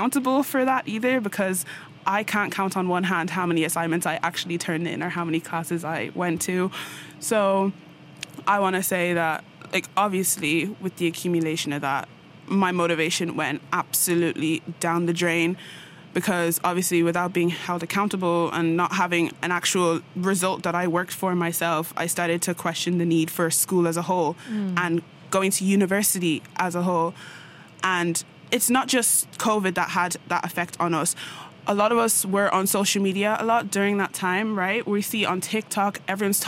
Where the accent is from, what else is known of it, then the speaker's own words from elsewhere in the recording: Ireland; moved away as an adult; make a pretty good impact here from Ireland